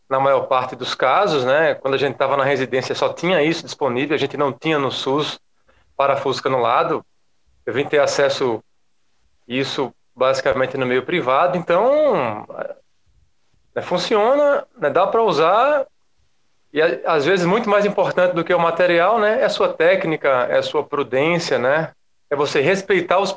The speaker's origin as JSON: {"language": "Portuguese", "town": "Maceió", "region": "Alagoas", "country": "Brazil", "said": "Eu sou de e, Maceió, Léo, capital das Alagoas."}